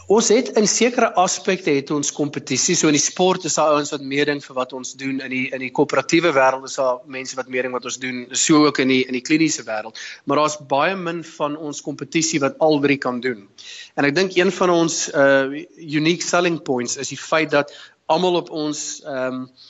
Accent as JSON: {"language": "Afrikaans", "town": "Potchefstroom", "region": "North West", "country": "South Africa", "tie": "born or raised there", "also_born_or_lived": "Bloemfontein", "moved": "as an adult", "lives_now": "London, United Kingdom", "said": "Ek is oorspronklik van Potchefstroom in Suid-Afrika en um, ek het uh, daar groot geword, skool gegaan Potch Gymnasium"}